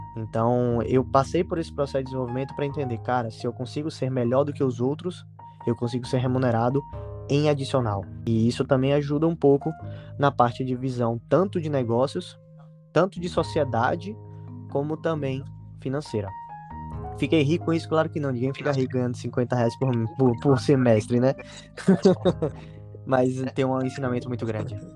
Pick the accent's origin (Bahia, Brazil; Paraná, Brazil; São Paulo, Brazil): Bahia, Brazil; Salvador; Eu sou de Salvador, na Bahia